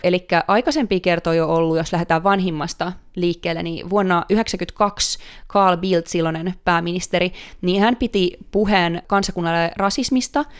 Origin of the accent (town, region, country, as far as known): Finland; born or raised there; now in Stockholm, Sweden